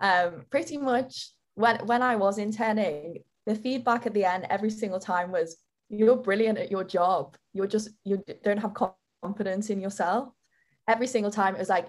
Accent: Liverpool, North West England, United Kingdom; accent: Liverpool; now in London, United Kingdom; I've always had a bit of a complex of having a Liverpool accent

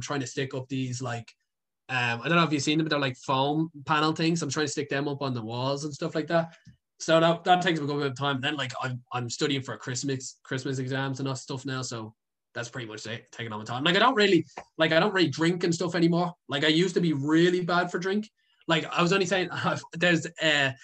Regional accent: Dublin, Leinster, Ireland; I'm a city boy. I don't think I could leave Dublin

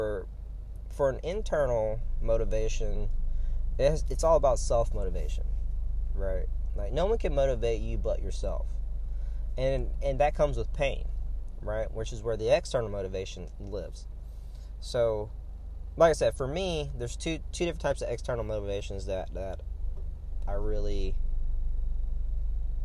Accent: Louisiana, United States; now in Florida, United States; I'm from Louisiana

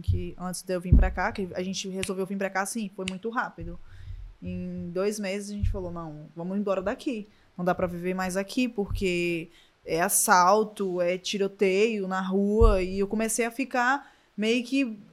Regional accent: Vila Velha, Espírito Santo, Brazil; moved away as an adult; now in Portugal; Sou do Espírito Santo, Vila Velha

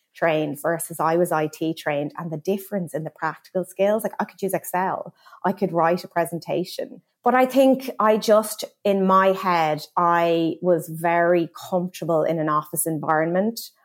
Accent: Kilkenny, Leinster, Ireland; now in London, United Kingdom; I am a little girl from Kilkenny who always loved fashion.

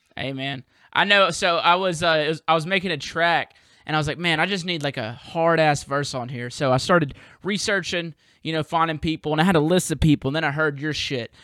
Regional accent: Southern US, United States; accent: Southern; my Southern accent comes out even fucking more

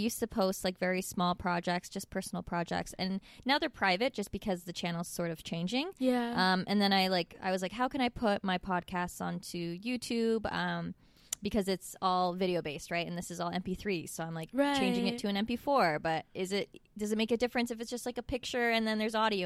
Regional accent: Waterloo, Ontario, Canada; Growing up in Waterloo, it's a bit of the opposite. We're pretty chill here

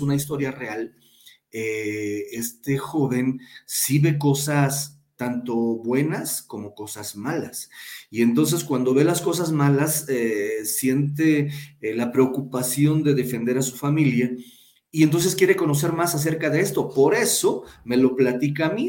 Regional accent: Huayacocotla, Veracruz, Mexico; now in Pachuca, Mexico; soy de un lugar llamado Guayacocotla, Veracruz, en el cual es sierra

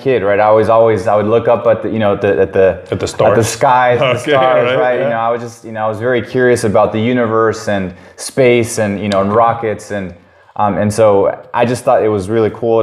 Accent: San Diego, California, United States; also born or lived in Tijuana, Mexico; I was born in Tijuana, Mexico, right, to, you know, my parents, obviously, and we immigrated here when I was 3 years old, moved here to San Diego, or San Ysidro here, California. Where I did most of my schooling

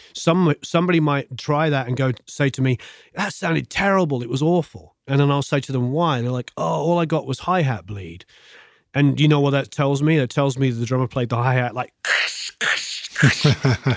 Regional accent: England, United Kingdom; now in Los Angeles, United States; Growing up in England

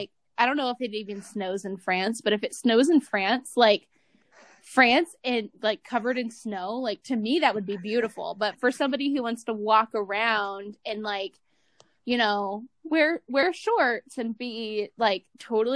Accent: Cleveland, Ohio, United States; also born or lived in Utah; now in Nevada, United States; I'm from Cleveland originally

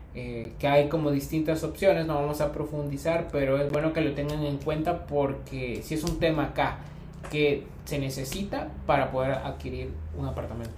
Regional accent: El Salvador; moved away as an adult; now in Uruguay

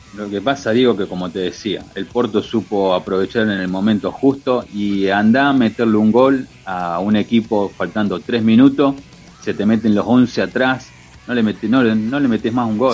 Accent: Argentina; como argentino

